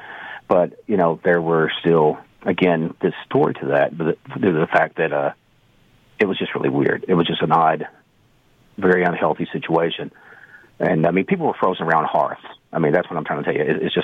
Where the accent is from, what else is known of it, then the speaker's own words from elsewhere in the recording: Canada; As a Canadian, you know there are certain stereotypes.